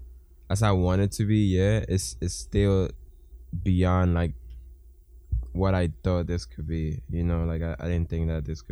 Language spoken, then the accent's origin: English; Dominican Republic; I'm from the Dominican Republic